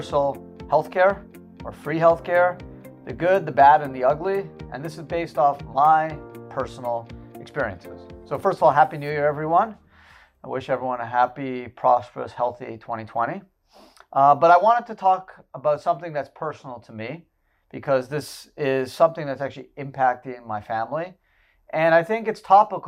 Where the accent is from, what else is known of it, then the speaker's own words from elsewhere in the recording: Canada; moved away as an adult; now in United States; I was born in Canada and I spent first 22 years of my life there